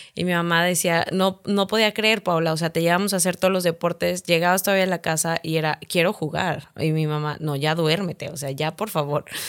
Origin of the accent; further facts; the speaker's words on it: San Luis Potosí, Mexico; moved away as an adult; also born or lived in United States; now in Monterrey, Mexico; yo soy de San Luis Potosí. Eh, terminé, pues, ahora sí que primaria, secundaria y prepa